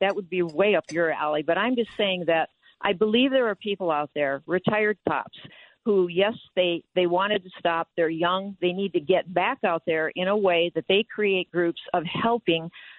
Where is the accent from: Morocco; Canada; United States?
United States; Midwest; I was raised in the Midwest, and my parents, my mentor was a black woman from the time I was age of 10.